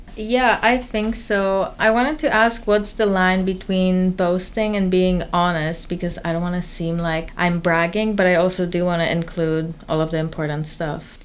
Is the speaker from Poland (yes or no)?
yes; Warsaw, Masovian Voivodeship, Poland; moved away as an adult; now in Boston, United States; I'm originally from Warsaw, Poland, and I moved to Boston for college